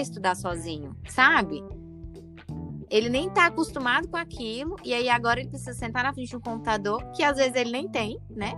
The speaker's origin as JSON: {"language": "Portuguese", "country": "Brazil", "tie": "born or raised there", "said": "eu cresci na Santa Maria"}